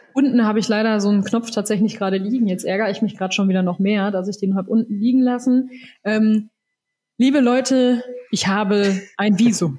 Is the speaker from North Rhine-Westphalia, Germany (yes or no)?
yes; Soest, North Rhine-Westphalia, Germany; now in Bavaria, Germany; in meiner Heimat in Soest